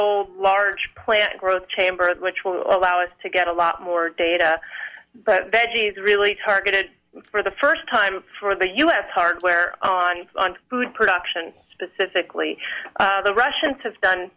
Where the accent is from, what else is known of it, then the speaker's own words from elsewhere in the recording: Central Florida, United States; also born or lived in Cornell University, New York; I grew up in Central Florida